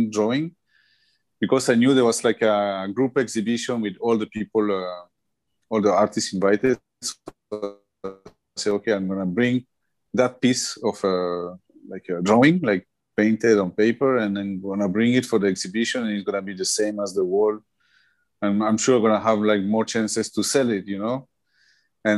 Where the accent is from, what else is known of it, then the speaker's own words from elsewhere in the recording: Colombia; I'm from Colombia